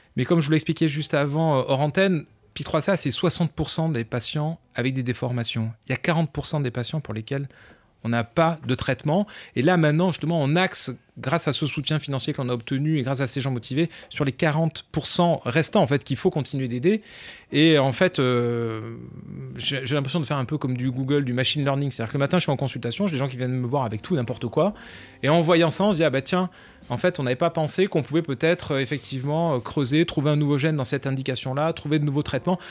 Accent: Montpellier, Occitania, France; moved away as an adult; now in Paris, France; je viens du sud de la France, donc j'ai un tempérament un peu méditerranéen, je viens de Montpellier.

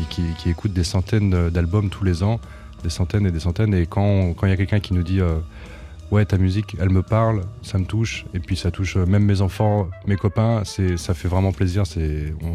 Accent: Aÿ, Grand Est, France; je suis originaire de Champagne-Ardenne, dans un petit village du vignoble qui s'appelle Haï, que j'adore, que j'affectionne tout particulièrement.

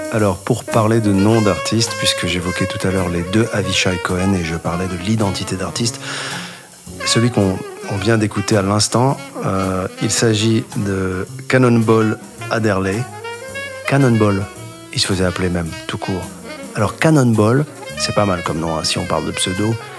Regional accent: Casablanca, Casablanca-Settat, Morocco; Je suis né à Casablanca

